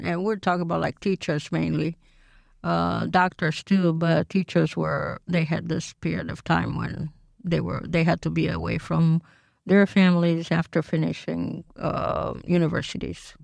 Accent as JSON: {"language": "English", "region": "Bucharest", "country": "Romania", "tie": "born or raised there", "moved": "as an adult", "lives_now": "United States", "said": "I was born in Bucharest"}